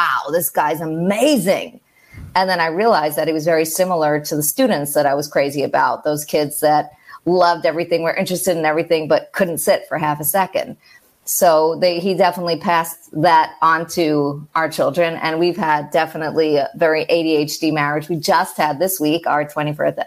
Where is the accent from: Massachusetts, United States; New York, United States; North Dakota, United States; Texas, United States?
New York, United States; moved away as an adult; I'm from New York and living abroad right now, expat